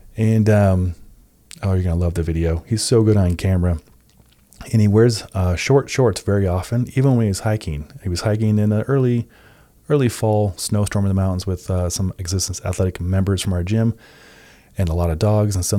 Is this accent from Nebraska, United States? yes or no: yes; Nebraska, United States; I grew up in Nebraska myself